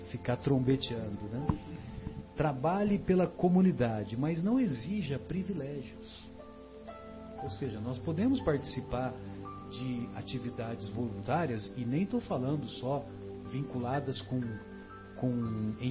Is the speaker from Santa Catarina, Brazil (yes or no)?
no; São José do Rio Pardo, São Paulo, Brazil; lá na minha cidade tinha, São José do Rio Pardo, né?